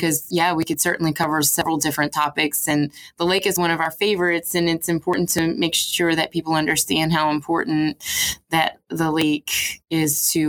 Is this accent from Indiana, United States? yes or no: no; Houma, Louisiana, United States; I grew up in Houma